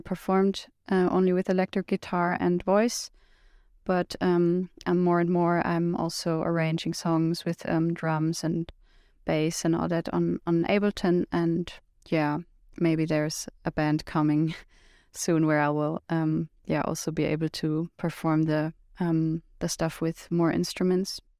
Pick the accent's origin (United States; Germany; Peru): Germany; from Germany